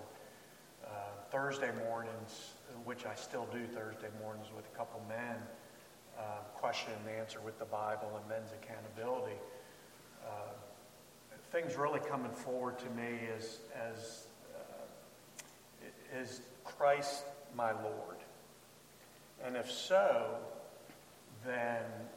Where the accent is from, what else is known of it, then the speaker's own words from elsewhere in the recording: Baltimore, Maryland, United States; I grew up in the Catholic Church in Baltimore